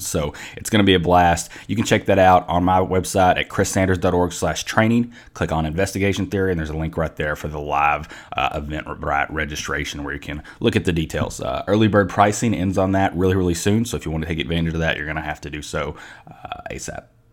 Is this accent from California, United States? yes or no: no; Mayfield, Kentucky, United States; I grew up in a little town called Mayfield